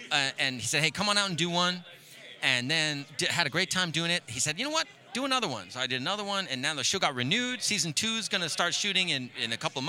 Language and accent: English; New York, United States; moved away; I'm from New York originally